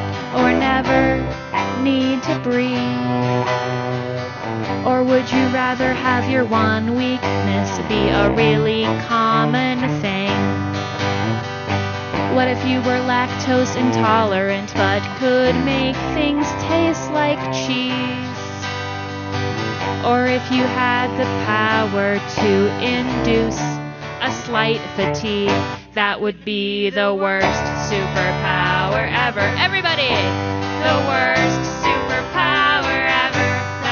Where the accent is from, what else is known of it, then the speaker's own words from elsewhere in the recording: Portland, Oregon, United States; We are here from Portland.